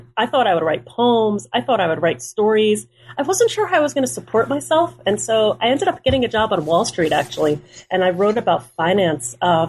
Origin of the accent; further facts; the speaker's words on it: Monsey, New York, United States; first language Hebrew; I grew up in Muncie, New York. It's a small town about 25 miles from New York City. And today has a very large Hasidic population. But my parents were not Hasidic. We did speak Hebrew at home. My mother's Israeli and my father's American.